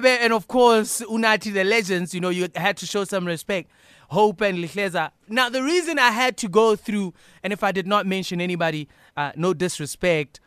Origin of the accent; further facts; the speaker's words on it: Bloemfontein, Free State, South Africa; you were in my hometown this past weekend. How was Bloem